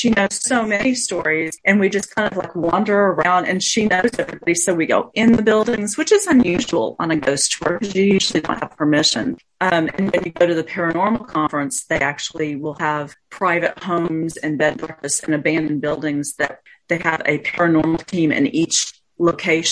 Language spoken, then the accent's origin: English; Roswell, New Mexico, United States; I was born in Roswell